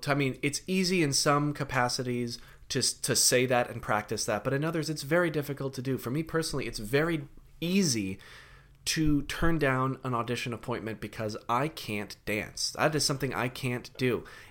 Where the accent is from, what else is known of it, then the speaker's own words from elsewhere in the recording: London, United Kingdom; I've been to London. I grew up in London.